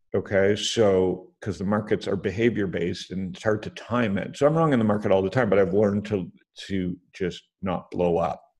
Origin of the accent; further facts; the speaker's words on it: Canada; I'm Canadian